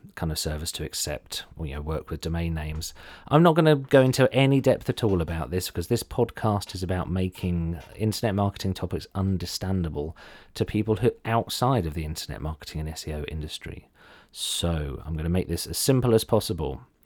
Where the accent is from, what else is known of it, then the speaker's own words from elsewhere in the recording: Ipswich, East of England, United Kingdom; I'm from Ipswich